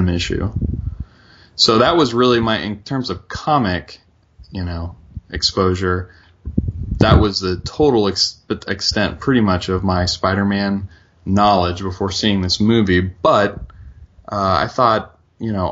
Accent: Charleston, West Virginia, United States; where I grew up in Charleston, West Virginia

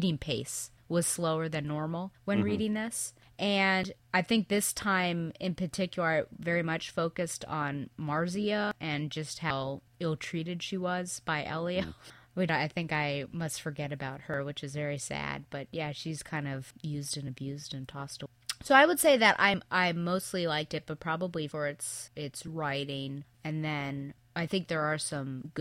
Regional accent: United States; us as Americans

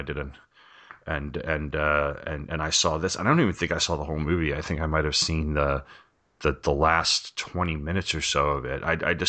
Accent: New York, United States; I grew up in on Long Island, and New York has a channel, a syndicated channel.

